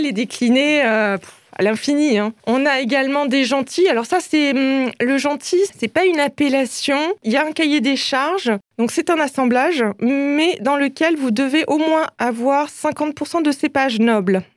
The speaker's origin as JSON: {"language": "French", "area": "Alsace", "region": "Grand Est", "country": "France", "tie": "born or raised there", "said": "je suis né en Alsace. J'ai toujours vécu en Alsace et j'adore l'Alsace"}